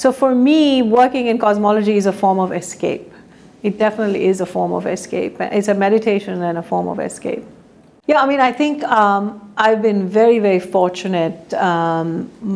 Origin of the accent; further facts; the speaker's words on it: India; moved away as an adult; a girl growing up in India